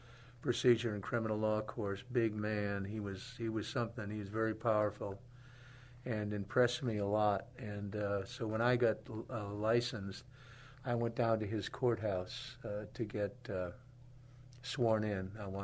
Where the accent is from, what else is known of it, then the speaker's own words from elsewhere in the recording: Rhode Island, United States; moved away as an adult; now in San Antonio, United States; I was born and raised in Rhode Island.